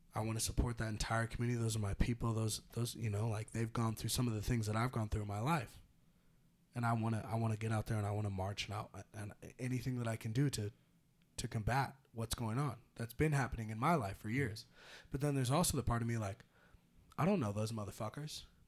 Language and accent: English; Petaluma, California, United States; growing up in Petaluma